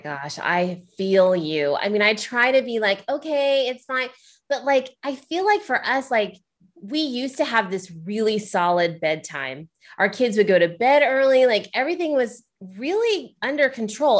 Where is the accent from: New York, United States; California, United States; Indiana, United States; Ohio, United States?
Ohio, United States; I'm from Ohio